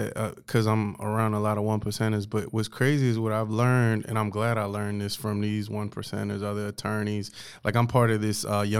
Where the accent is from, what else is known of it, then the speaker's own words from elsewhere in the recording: Orange County, California, United States; moved away; also born or lived in the South (US); I was born like Orange County, California.